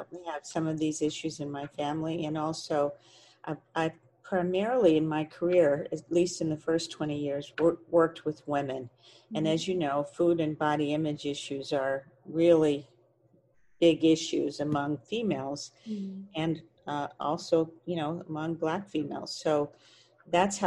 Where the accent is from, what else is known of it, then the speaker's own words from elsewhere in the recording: Texas, United States; I grew up in Texas